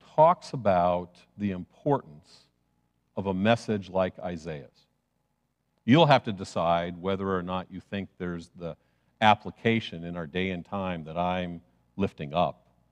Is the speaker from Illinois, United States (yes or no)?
yes; Chicago, Illinois, United States; I grew up in Chicago